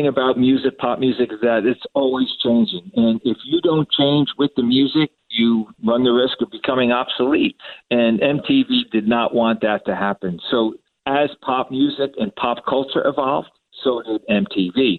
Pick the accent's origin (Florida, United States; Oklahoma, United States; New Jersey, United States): New Jersey, United States; my home state of New Jersey